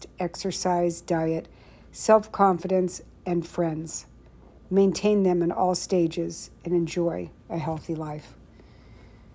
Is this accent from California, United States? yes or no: yes; Saratoga, California, United States; I was born and raised in Saratoga, California